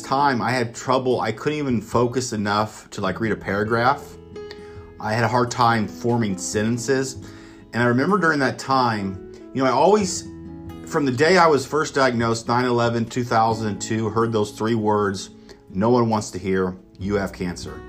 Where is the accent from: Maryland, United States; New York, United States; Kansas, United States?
Kansas, United States; Emporia; I'm originally from Kansas, so at the time I was at KU Medical Center, and this is downtown Kansas City, Kansas, and I thought it was like my hometown of Emporia